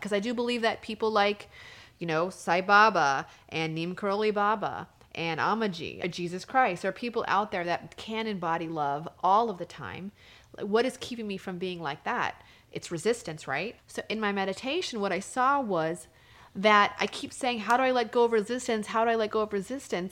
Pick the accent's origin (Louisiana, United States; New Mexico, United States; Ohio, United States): New Mexico, United States; I'm from New Mexico